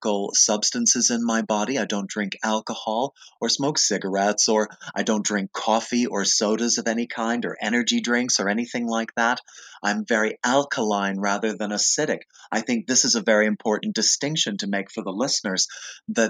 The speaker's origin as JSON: {"language": "English", "town": "West Palm Beach", "region": "Florida", "country": "United States", "tie": "born or raised there", "also_born_or_lived": "New York City / Berkeley, California", "moved": "as an adult", "said": "I'm from West Palm Beach. I went to high school there."}